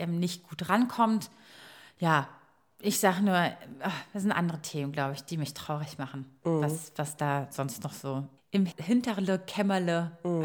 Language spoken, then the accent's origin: German; Croatia; now in Berlin, Germany; Bei uns in Kroatien